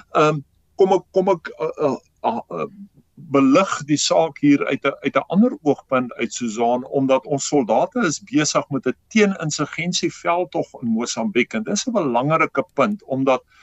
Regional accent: South Africa; ons as Suid-Afrikaners

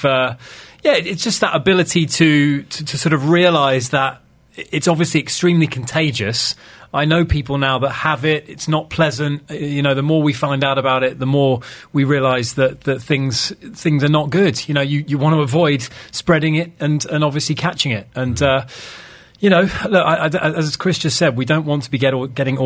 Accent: United Kingdom; now in Dubai, United Arab Emirates; I'm British

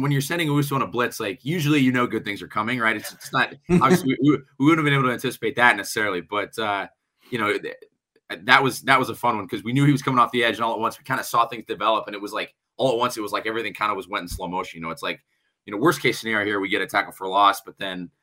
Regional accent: Des Moines, Iowa, United States; now in Minnesota, United States; my hometown

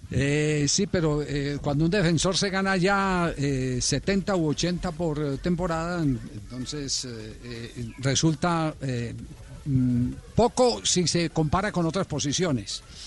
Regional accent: Colombia

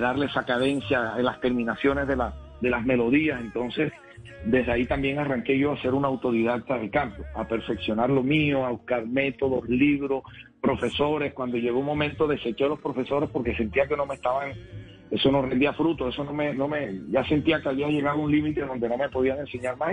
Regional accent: Cartagena, Bolívar, Colombia; en el barrio de Chemaní, de mi ciudad natal, Cartagena, donde nací

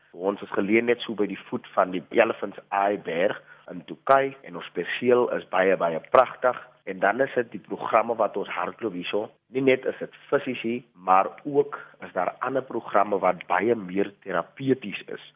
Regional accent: Macassar, Western Cape, South Africa; moved away; Ek is van Makassar. Woon nie meer daar nie, maar familie is nog daar gematrikuleer in die jaar 2010

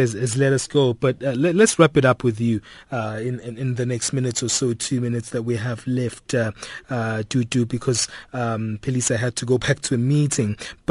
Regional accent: South Africa; as an ordinary South African

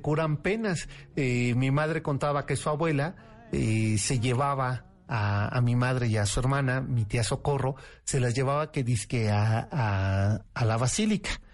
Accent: Mexico City, Mexico; yo nací en la Peralvillo

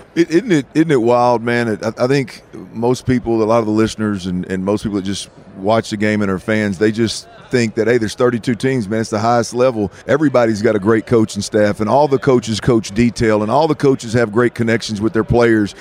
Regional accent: Houston, Texas, United States; I'm from the Houston area

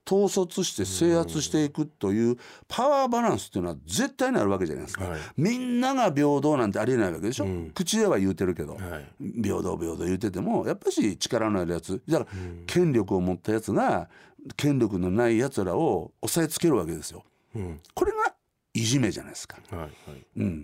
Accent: Sakai, Osaka, Japan; born there; also born or lived in Kanazawa / Nagoya / Konan; うんはい、僕大阪の堺で生まれました、はい、3歳の時には石川県の金沢今大変

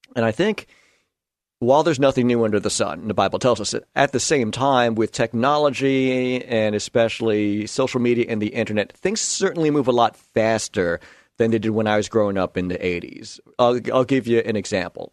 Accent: New York, United States; moved away; am a New Yorker. I grew up a Yankee fan

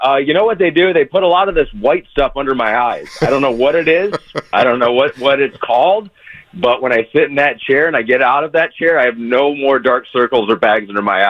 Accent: Grand Rapids, Michigan, United States; I'm from Michigan. I grew up in Grand Rapids, 3 hours away from Detroit.

